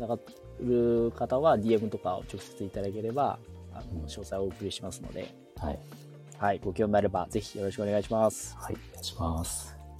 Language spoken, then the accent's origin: Japanese; Tokyo, Japan; moved away as an adult; now in Shonan, Japan; 地元っていうか、生まれは東京なんですけど